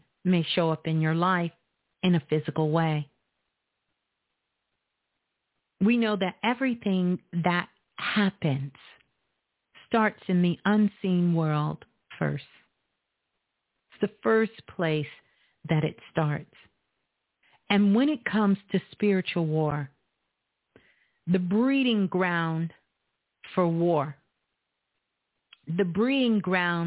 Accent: Brooklyn, New York, United States; Brooklyn, my hometown, is in the building

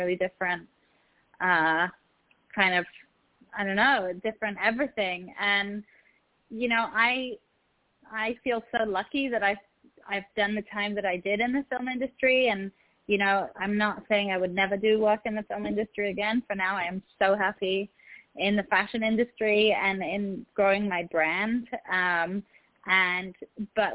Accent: England, United Kingdom; moved away as an adult; also born or lived in Egypt / Morocco; now in Los Angeles, United States; I'm from England, so I don't sound American, but I'm based in Los Angeles. I'm Egyptian

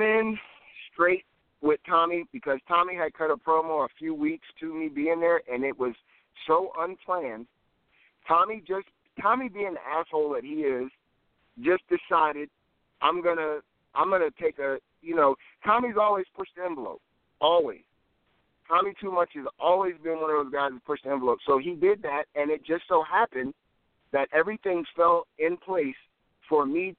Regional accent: New Jersey, United States; also born or lived in Warner Robins, Georgia; now in Georgia, United States; I'm originally from New Jersey

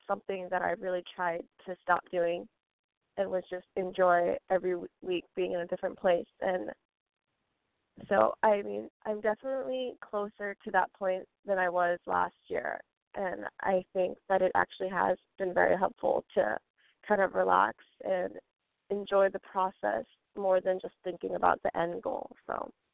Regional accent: California, United States; also born or lived in Colorado; there are so many great schools in California that are within 25, 30 minutes of where I'm from

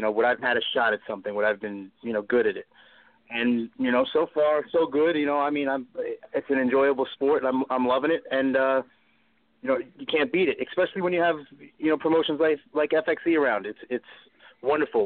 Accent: Long Island, New York, United States; my mother taught me differently growing up in Long Island, New York

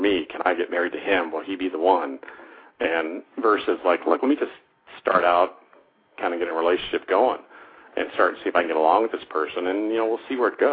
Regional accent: Denver, Colorado, United States; My background is I grew up in Denver, Colorado

